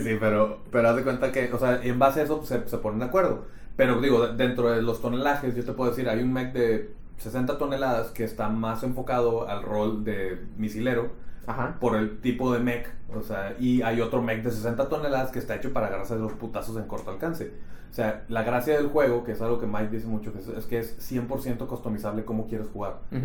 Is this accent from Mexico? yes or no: yes; Monterrey, Nuevo León, Mexico; yo soy de Monterrey también